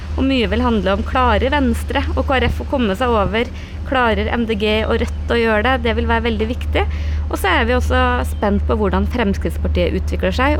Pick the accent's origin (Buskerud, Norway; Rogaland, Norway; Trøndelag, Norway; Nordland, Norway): Trøndelag, Norway; Namdalen; moved away; hjemplassen min på hytta i Namdalen